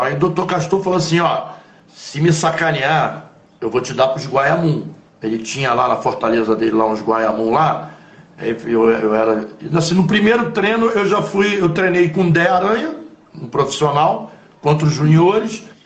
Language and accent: Portuguese; Rio de Janeiro, Brazil; eu nasci em Copacabana, na Sá Ferreira.